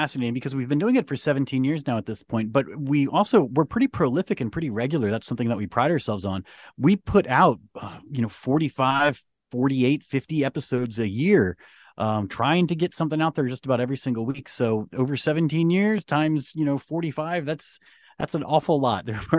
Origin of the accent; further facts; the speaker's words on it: Northern Virginia, United States; I grew up in Northern Virginia and I graduated from George Mason University.